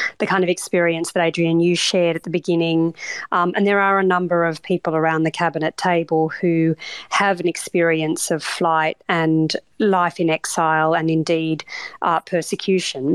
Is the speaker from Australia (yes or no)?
yes; Australia; now in United Kingdom; as an Australian